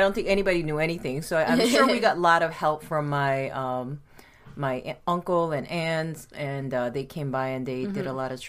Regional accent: Baltimore, Maryland, United States; and we grew up in Baltimore, and Baltimore, Maryland, and it was okay. First couple of years were really tough, but that's just, I think, normal for any immigrant family trying to adjust to a new world.

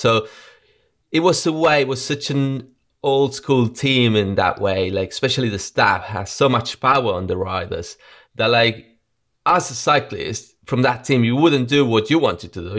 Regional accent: Argentina; moved away; also born or lived in Spain; I was born in Argentina and, um, my dad died in a car crash when I was three, four years old

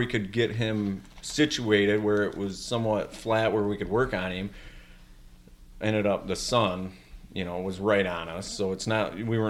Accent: Michigan, United States; No, you know, we're from Michigan.

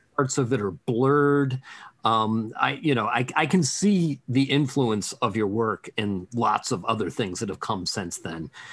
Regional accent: Pittsburgh, Pennsylvania, United States; We're all from Pittsburgh, so we all know that school.

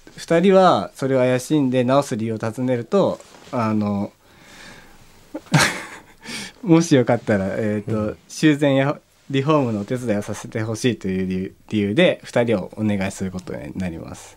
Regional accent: Takayama, Gifu, Japan; now in Tokyo, Japan; 高山だ地元

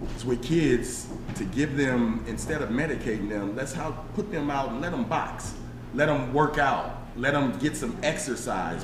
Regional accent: Aurora, Illinois, United States; also born or lived in Chicago; growing up in Chicago, growing up in Aurora on the tough sides of the west side

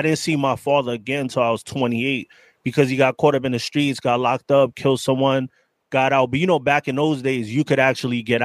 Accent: New York City, New York, United States; I grew up in the Bronx, early 80s

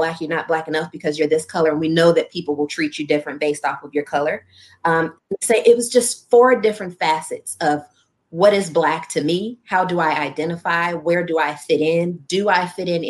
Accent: Chicago, Illinois, United States; also born or lived in Orland Park, Illinois; coming from Morgan Park. And so, yeah, born and raised in the Hundreds, and then you go to Sandberg in Orland Park

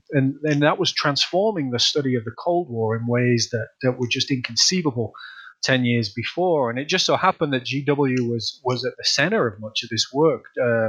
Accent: Leeds, Yorkshire and the Humber, United Kingdom; moved away as an adult; also born or lived in Manchester, England; now in United States; as your listeners can probably tell from my bizarre accent, I'm originally from the north of England. I'm from Leeds in the north of England. And I went to university in England, my undergraduate university in England, to Manchester University, where I studied American studies.

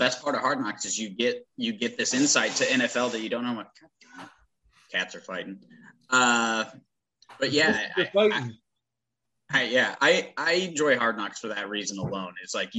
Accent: Kansas, United States; I'm from Kansas, but I'm not that Kansas.

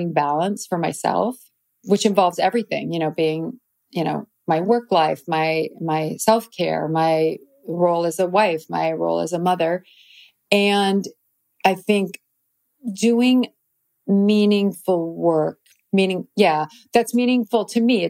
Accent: DeKalb, Illinois, United States; moved away; I loved where I grew up, but I knew I was not destined to stay in DeKalb, Illinois

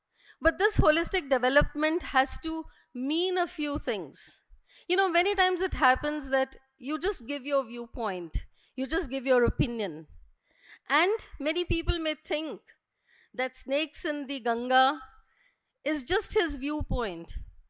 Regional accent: India; Just not because we are an Indian. It is not that just. We are Indians.

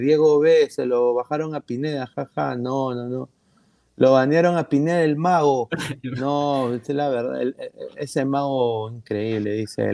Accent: Peru; soy un periodista peruano

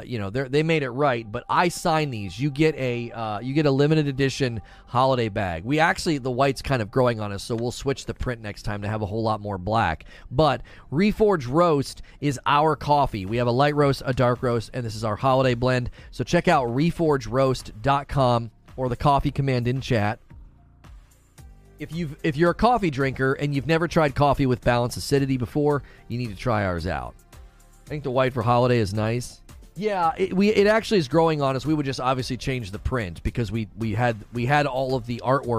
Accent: Canton, Ohio, United States; I'm originally from Canton, Ohio

